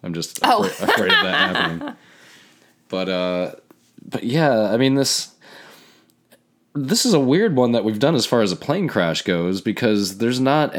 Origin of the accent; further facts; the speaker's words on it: United States; I grew up in America, and I'm an American.